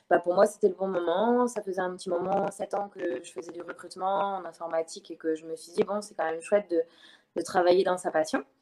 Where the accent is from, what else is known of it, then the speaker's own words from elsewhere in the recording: Le Mans, Pays de la Loire, France; moved away as an adult; je suis originaire du Mans, donc euh, c'est pas, ça me rapproche un peu de par là-bas.